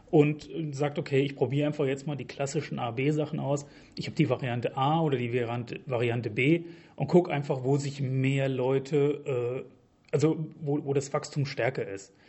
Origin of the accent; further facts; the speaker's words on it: Hesse, Germany; ich komme hier aus der Region, ich wohne in Wetzlar, habe in Gießen studiert